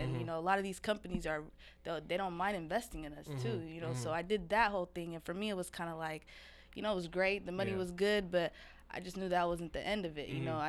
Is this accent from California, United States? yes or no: no; Seattle, Washington, United States; growing up in South Seattle